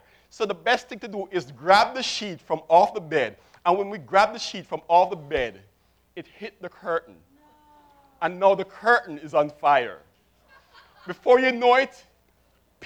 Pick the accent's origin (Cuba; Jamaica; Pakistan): Jamaica; Kingston; I was born in Kingston, Jamaica, 1964, which makes me 46